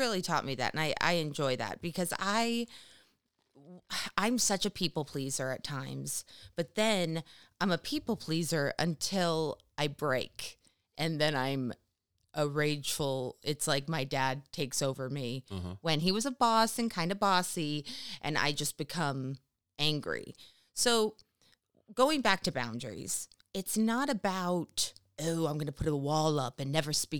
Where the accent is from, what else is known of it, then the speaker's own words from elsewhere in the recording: California, United States; Oh, see, I'm a Californian.